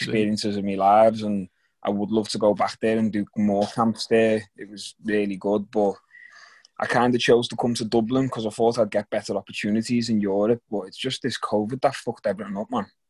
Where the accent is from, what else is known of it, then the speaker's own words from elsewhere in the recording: Liverpool, North West England, United Kingdom; moved away; go back to Liverpool and fight in my hometown.